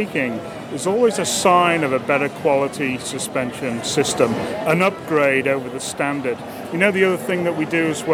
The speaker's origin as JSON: {"language": "English", "town": "Liverpool", "region": "North West England", "country": "United Kingdom", "moved": "yes", "lives_now": "Bedford, United States", "said": "I'm originally from Liverpool in the UK."}